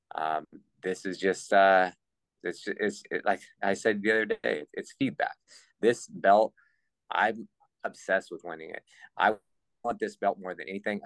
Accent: California, United States; I'm from California Pacific time

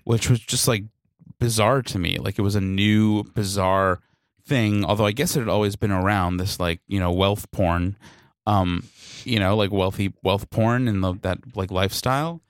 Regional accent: New York City, New York, United States; as a New Yorker

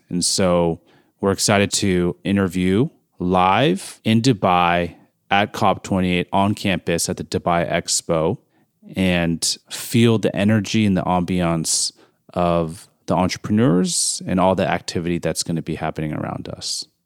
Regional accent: Bay Area, California, United States; moved away; I grew up in the Bay Area during the solar boom

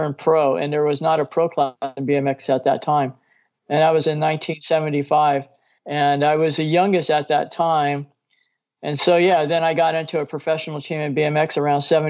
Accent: Norwalk, California, United States; also born or lived in Downey, California; I grew up in Norwalk

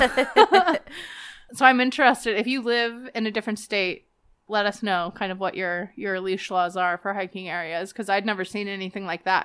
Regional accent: Las Vegas, Nevada, United States; moved away; growing up in Vegas

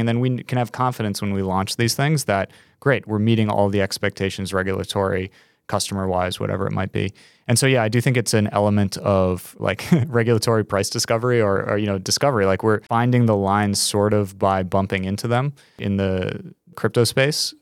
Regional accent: New York, United States; As a New Yorker

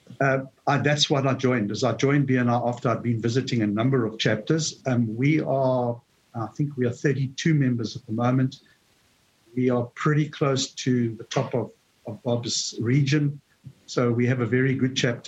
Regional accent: South Africa; moved away as an adult; I emigrated from South Africa about 12 years

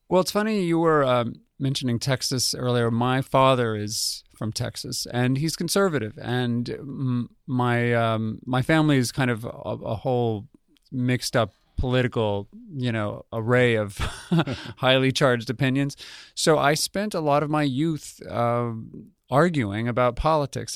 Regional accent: Albuquerque, New Mexico, United States; I grew up in Albuquerque, New Mexico

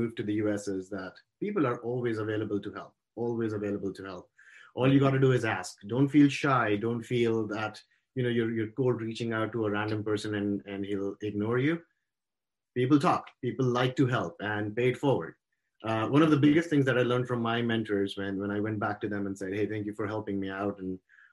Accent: India; moved away as an adult; now in United States; I grew up in India and went to school there, did my engineering over there

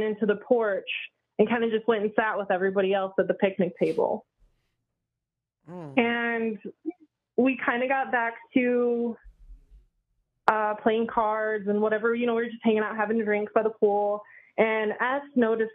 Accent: Michigan, United States; also born or lived in Indianapolis; I'm from Michigan

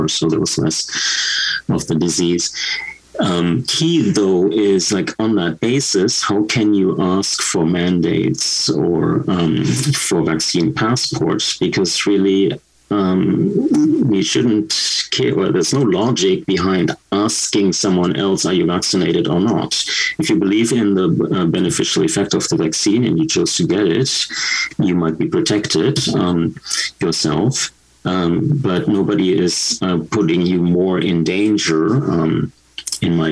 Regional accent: Germany; now in Canada; my experience from my home country, Germany

